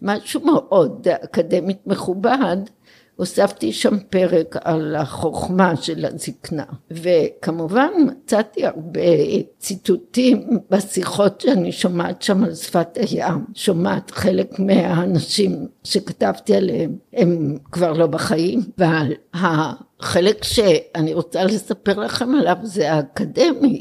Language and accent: Hebrew; Israel; also born or lived in Jerusalem; נולדתי במלחמת העולם השנייה כאן בארץ